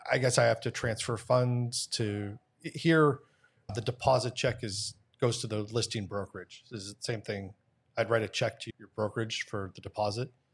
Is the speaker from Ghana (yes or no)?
no; Canada; as a Canadian